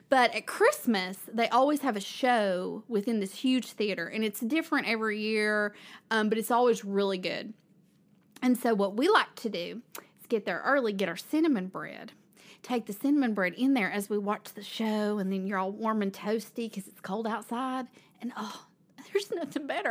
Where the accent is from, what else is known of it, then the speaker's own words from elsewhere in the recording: Kingsport, Tennessee, United States; I grew up in Kingsport, which is kind of near where we are in Johnson City